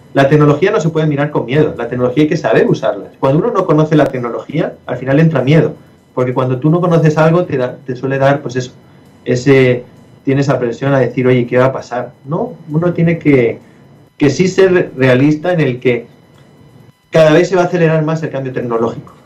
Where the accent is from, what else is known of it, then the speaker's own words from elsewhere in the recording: Spain; yo soy español